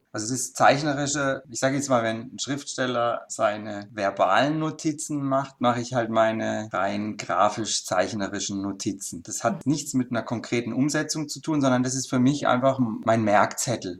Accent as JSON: {"language": "German", "town": "Denzlingen", "region": "Baden-Württemberg", "country": "Germany", "tie": "born or raised there", "also_born_or_lived": "Freiburg", "said": "geboren im ersten Lebensjahr in Freiburg und dann bin ich aufs Dorf in Denzlingen gezogen. Das ist so ein paar Kilometer neben Freiburg. Da habe ich ein Kinderdachzimmer gehabt"}